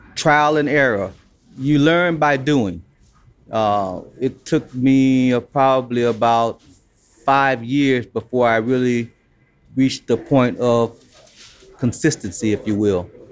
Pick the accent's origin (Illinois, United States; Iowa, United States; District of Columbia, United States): Illinois, United States; Chicago; also born or lived in Alabama; as a kid growing up in Chicago, we always went to the White Sox game